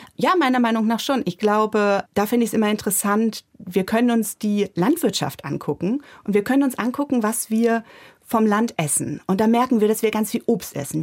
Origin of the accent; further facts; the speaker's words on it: Germany; also born or lived in Bremen; hier bei uns in Deutschland